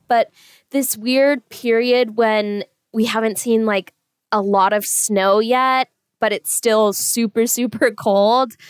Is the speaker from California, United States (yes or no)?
yes; California, United States; now in Boise, United States; I'm from California originally